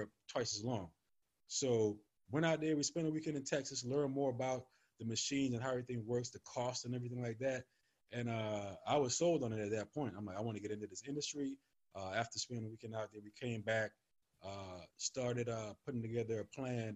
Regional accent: U.S. Virgin Islands; moved away as an adult; also born or lived in California; now in Virginia, United States; I'm originally from St. Thomas, from the Virgin Islands

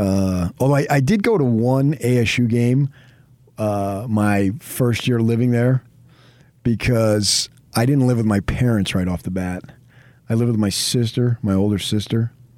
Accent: Arizona, United States; now in California, United States; growing up in the Phoenix area, and then it was my first year in California when I got the job

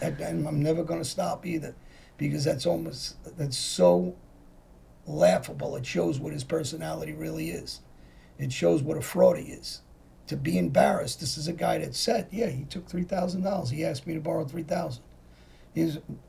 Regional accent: Philadelphia, Pennsylvania, United States; the guys I grew up with in Philly, guys that know me

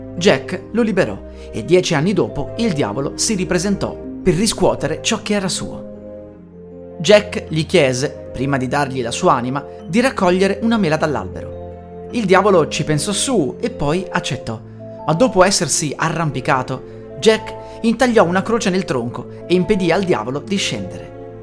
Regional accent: Italy; Siamo in Italia

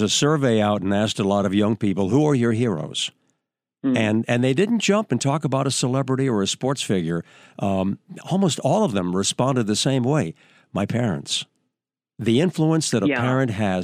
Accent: New Hampshire, United States; moved away; also born or lived in New York; I was on radio back in my hometown in New Hampshire

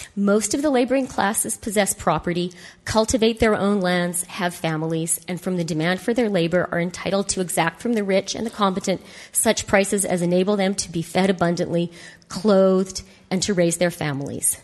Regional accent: Canada; as a Canadian

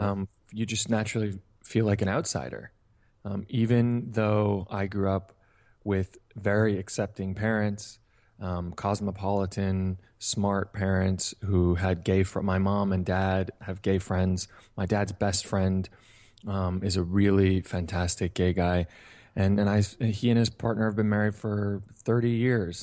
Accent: Hingham, Massachusetts, United States; the town I grew up in, Hingham, Massachusetts

